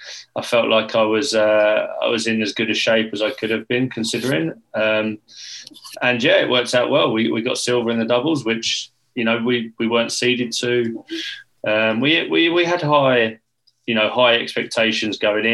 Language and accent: English; England, United Kingdom; we as English players